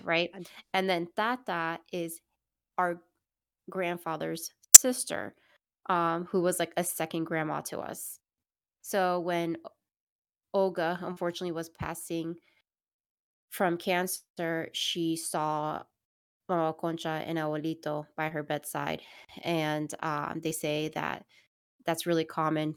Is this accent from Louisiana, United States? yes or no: no; Miami, Florida, United States; moved away; growing up in Miami, we have obviously a lot of family members in Miami